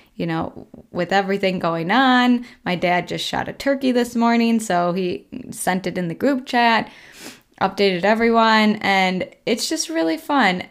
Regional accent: Colby, Minnesota, United States; now in Rochester, United States; I just went back to my hometown, Colby, this last weekend, which is a three-hour drive, roughly a three-hour drive from Rochester here

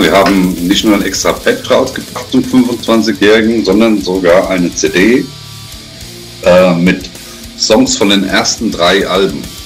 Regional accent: Frankfurt, Hesse, Germany; ich komme äh, ursprünglich mal aus Frankfurt und wohne jetzt in der Nähe von Frankfurt.

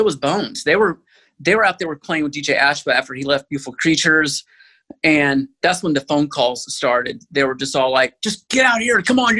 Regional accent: Austin, Texas, United States; born there; also born or lived in New Mexico / Mississippi / Memphis / San Antonio; now in Los Angeles, United States; Well, I was born in Austin, but I kind of moved around a lot. So I went from Austin to New Mexico to Mississippi, then to Memphis, then back to Austin, then San Antonio, then LA.

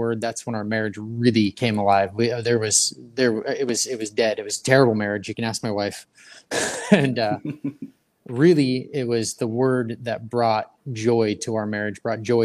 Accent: Colorado, United States; I grew up out in Colorado

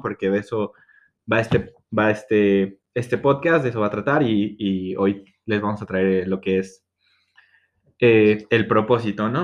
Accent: State of Mexico, Mexico; soy del Edomex, tengo 22 años.

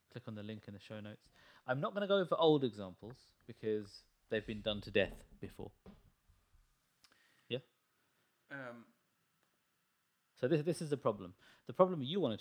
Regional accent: India; I'm Indian

